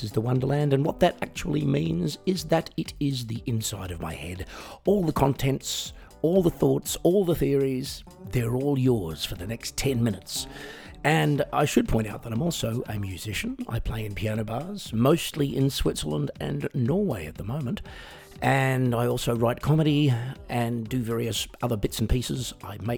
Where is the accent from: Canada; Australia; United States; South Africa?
Australia; accent: Australian; I'm also Australian, which some of you might have picked via the accent